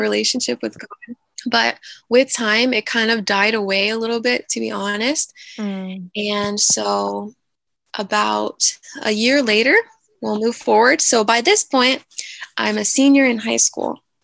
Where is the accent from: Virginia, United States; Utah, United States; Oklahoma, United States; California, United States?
Virginia, United States; Newport News; moved away as an adult; I am from Newport News, Virginia that is near the coast. So we have some beaches nearby. I was born and raised there, and I didn't leave until I was like a junior in college.